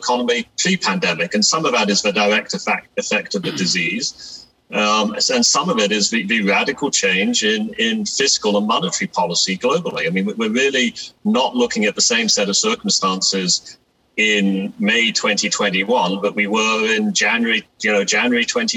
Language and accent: English; England, United Kingdom; moved away; I grew up in England as a kid